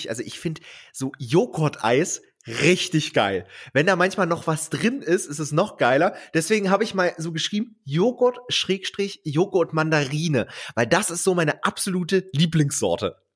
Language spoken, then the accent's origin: German; Bautzen, Saxony, Germany; Ich, ich bin ja in Bautzen aufgewachsen, Kleinstadt, ja. Und äh, die nächstgrößere Stadt ist Dresden.